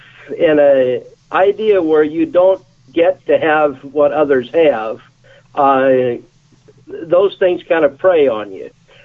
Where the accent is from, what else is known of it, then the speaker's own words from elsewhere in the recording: Texas, United States; also born or lived in Albuquerque, New Mexico; I grew up in Austin, Corpus Christi, Texas, and then on to Albuquerque, New Mexico. And our family was poor.